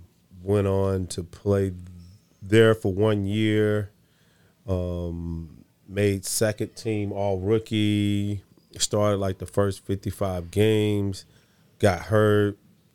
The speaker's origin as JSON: {"language": "English", "town": "Salisbury", "region": "North Carolina", "country": "United States", "moved": "yes", "lives_now": "Sacramento, United States", "said": "I'm from North Carolina, Salisbury, North Carolina. I've been in Sacramento longer than I've been in North Carolina. So this is home for me, man."}